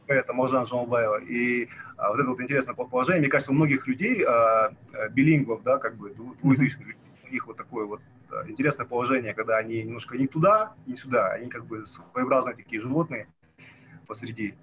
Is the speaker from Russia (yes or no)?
no; Kazakhstan